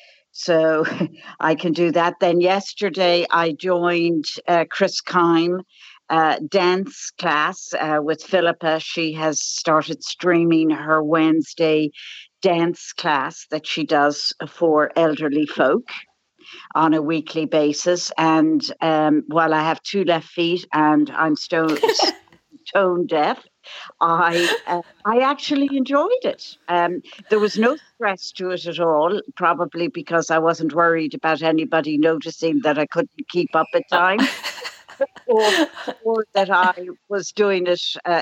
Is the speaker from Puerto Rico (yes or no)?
no; Dublin, Leinster, Ireland; moved away as an adult; also born or lived in United States; And you probably can tell by my accent that I've been out of Ireland. I grew up here in Dublin and I lived in America for 43 years and I returned 3 years ago.